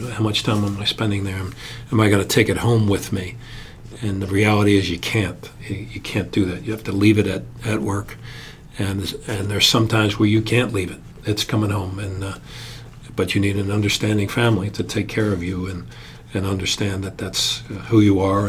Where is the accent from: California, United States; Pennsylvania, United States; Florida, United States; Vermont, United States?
Pennsylvania, United States; Philadelphia; as a Philadelphian, I got a chance to watch games there as a little kid.